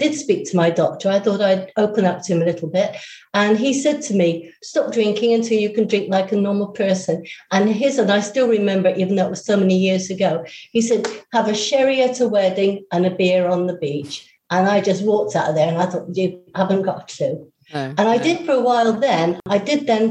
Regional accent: Bristol, South West England, United Kingdom; I'm from Bristol

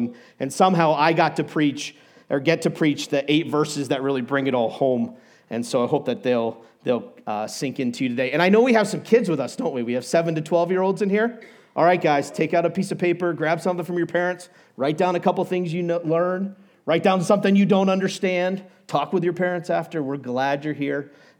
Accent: New England, United States; now in Colorado, United States; I grew up in New England, and I tell people the West is New England bigger and better, and minus the seafood.

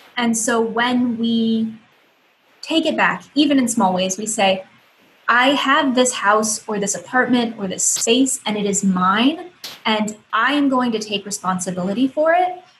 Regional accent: Ohio, United States; I moved across the country back to my home state, um, which is so amazing. I love. I'm I'm in uh, Toledo, Ohio

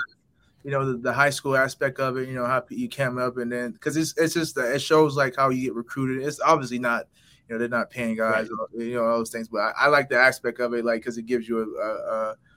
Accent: Florida, United States; moved away; I'm from Florida

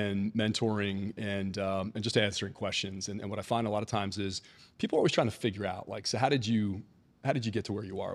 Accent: Philadelphia, Pennsylvania, United States; also born or lived in Atlanta; now in Maryland, United States; So I'm from Philadelphia originally. I grew up in the Philadelphia suburbs, and this feels a lot like home to me

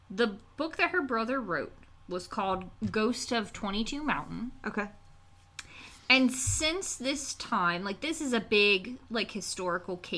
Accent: West Virginia northern panhandle, United States; We're in the northern panhandle.

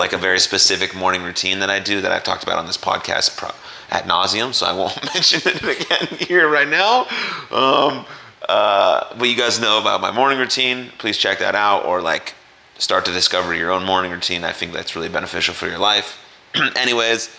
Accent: San Francisco, California, United States; we're from San Francisco

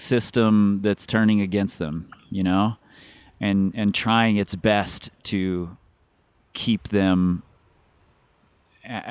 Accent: Cincinnati, Ohio, United States; growing up in Cincinnati

